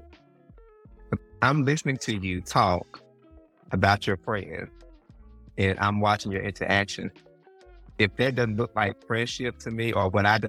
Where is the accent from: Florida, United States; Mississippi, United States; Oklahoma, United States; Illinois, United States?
Mississippi, United States; I grew up in Mississippi